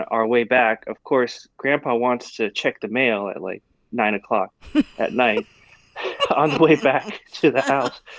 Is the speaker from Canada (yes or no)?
no; Taiwan; growing up in Taiwan